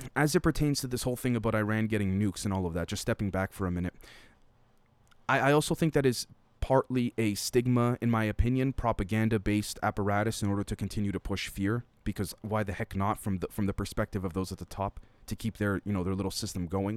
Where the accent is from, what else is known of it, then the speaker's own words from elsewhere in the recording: Canada; a Canadian